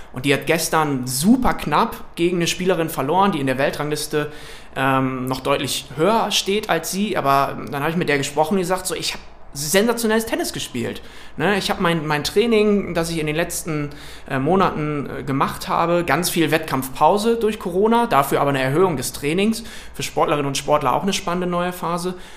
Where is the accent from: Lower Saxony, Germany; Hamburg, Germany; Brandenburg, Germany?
Lower Saxony, Germany; Wilhelmshaven; ich komme aus Wilhelmshaven in Niedersachsen an der Nordsee